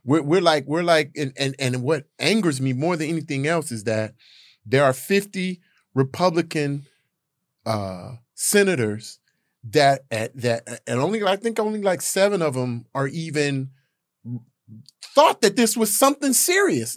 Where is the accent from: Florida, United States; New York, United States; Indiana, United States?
Indiana, United States; Gary; I'm from Gary, Indiana